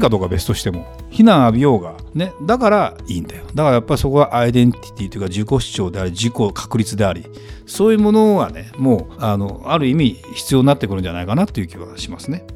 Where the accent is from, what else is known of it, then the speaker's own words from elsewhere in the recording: Kanto, Japan; 僕もともと関東人なんで